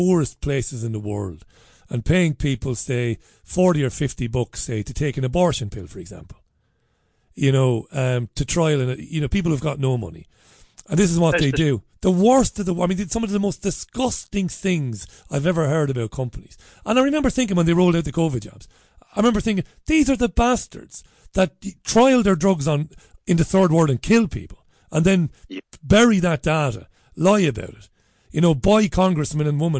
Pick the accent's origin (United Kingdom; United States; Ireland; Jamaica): Ireland; me being an Irish guy